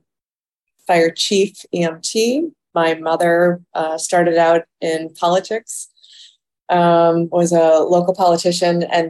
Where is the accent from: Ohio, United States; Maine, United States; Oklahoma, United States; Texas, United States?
Ohio, United States; Toledo; I was born in Toledo, Ohio